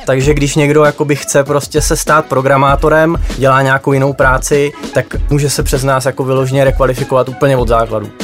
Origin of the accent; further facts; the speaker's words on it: Moravia, near Nové Město na Moravě, Vysočina Region, Czechia; Já se teda konkrétně z Moravy, takže mi říkáme spíš korbica